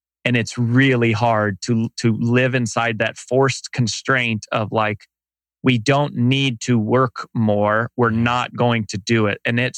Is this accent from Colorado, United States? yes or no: yes; Colorado, United States; moved away as an adult; also born or lived in Boulder, Colorado / Frederick, Colorado / Denver, Colorado; now in Nashville, United States; Technically, I was born in a trailer park in Boulder, Colorado. I went to high school in a small town called Frederick, Colorado. Then I went to the University of Denver.